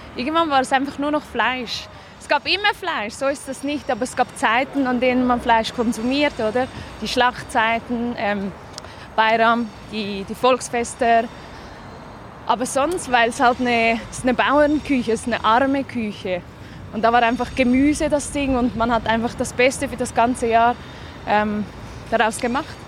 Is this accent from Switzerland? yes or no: yes; Zurich, Switzerland; born or raised there; also born or lived in Gaziantep, Turkey